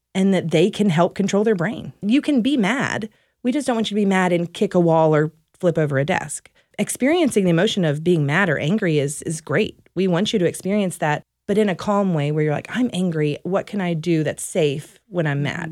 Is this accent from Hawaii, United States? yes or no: no; Louisiana, United States; moved away as an adult; also born or lived in Dallas, Texas; now in Mesquite, United States; I am from Louisiana, uh, originally